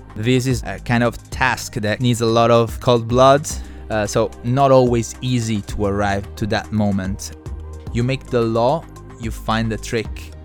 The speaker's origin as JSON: {"language": "English", "town": "Trani", "region": "Apulia", "country": "Italy", "tie": "born or raised there", "also_born_or_lived": "Beijing, China", "moved": "as an adult", "lives_now": "China", "said": "My hometown is called Trani. It's on, uh, east coast of Puglia"}